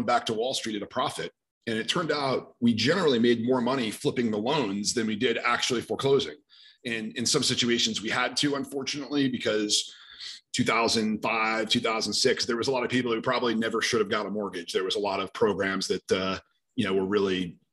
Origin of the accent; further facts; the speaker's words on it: New York City, New York, United States; also born or lived in Rochester, New York; I'm from the New York City area